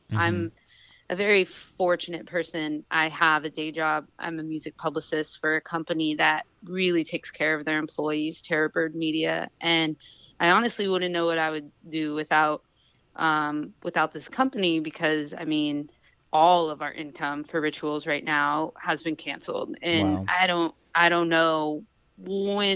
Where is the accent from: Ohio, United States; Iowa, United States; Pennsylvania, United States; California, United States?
California, United States; Sacramento; moved away as an adult; also born or lived in Oakland; now in Los Angeles, United States; I'm from Sacramento, but I have lived in Oakland for years. I live in LA now